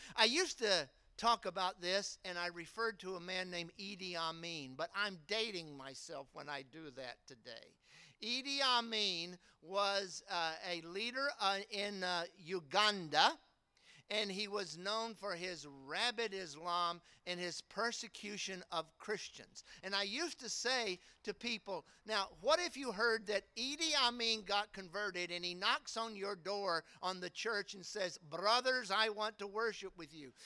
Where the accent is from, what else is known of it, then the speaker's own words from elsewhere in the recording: the South, United States; I grew up in the South and I wasn't saved till my 11th year in high school